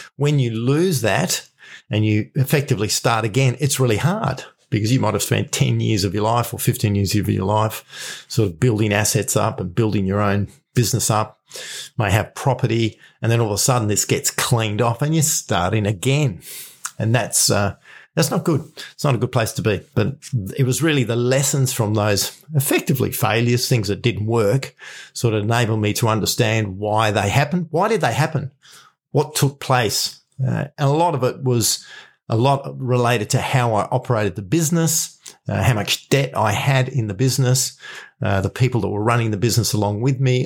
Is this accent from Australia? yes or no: yes; Australia; I'm from Australia